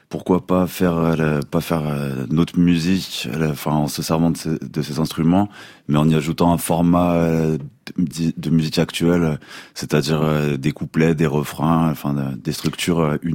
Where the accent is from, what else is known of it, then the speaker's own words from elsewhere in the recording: Auvergne-Rhône-Alpes, France; born there; moi je suis né en Savoie, c'est vrai